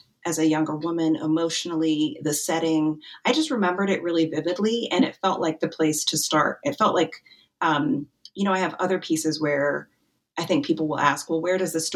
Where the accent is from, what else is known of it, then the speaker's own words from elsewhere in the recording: Wyoming, United States; now in Mercersburg, United States; I grew up in Wyoming